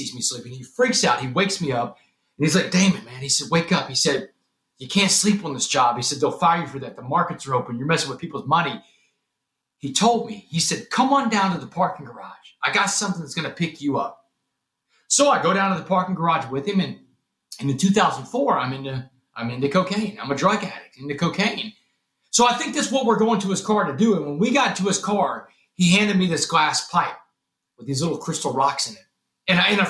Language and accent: English; Texas, United States; I was the star quarterback in my hometown